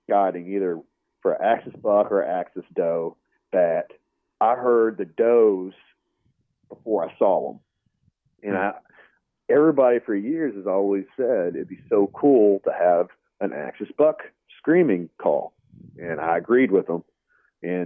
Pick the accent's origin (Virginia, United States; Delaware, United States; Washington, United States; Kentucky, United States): Kentucky, United States; moved away as an adult; also born or lived in Illinois; now in Texas, United States; I'm just from Kentucky.